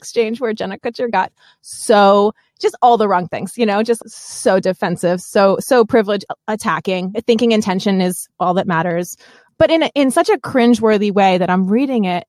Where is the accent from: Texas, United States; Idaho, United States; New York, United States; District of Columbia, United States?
New York, United States; born or raised there